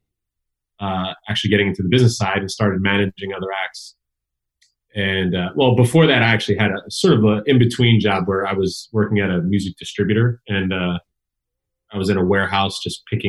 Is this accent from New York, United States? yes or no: no; Elizabeth, New Jersey, United States; I was surrounded by hip hop where I grew up. I come from Elizabeth, New Jersey